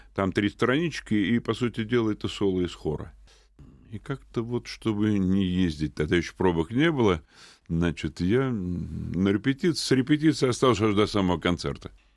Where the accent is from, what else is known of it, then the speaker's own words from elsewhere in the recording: Moscow, Russia; я родился в Москве 68 лет назад в семье военного